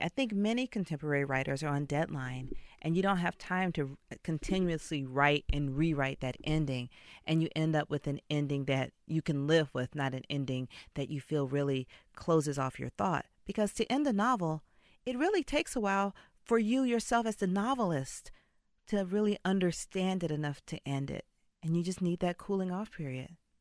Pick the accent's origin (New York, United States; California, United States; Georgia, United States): Georgia, United States; Atlanta; I was brought up in Atlanta.